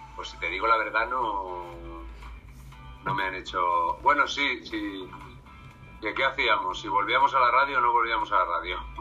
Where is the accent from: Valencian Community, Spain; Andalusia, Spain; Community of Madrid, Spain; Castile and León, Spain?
Castile and León, Spain; Salamanca; Yo soy de Salamanca